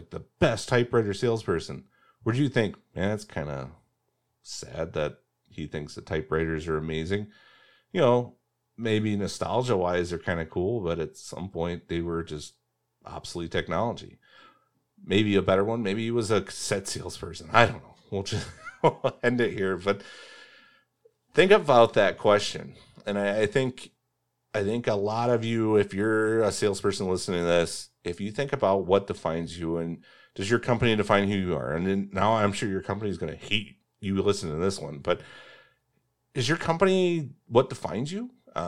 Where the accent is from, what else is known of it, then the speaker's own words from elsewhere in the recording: Indiana, United States; I'm from Indiana.